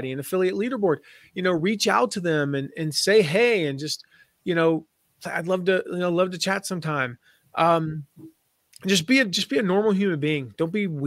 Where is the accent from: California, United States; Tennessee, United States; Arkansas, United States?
Tennessee, United States; Nashville; also born or lived in Pinehurst, North Carolina; I grew up in Nashville and my dad ran a golf course there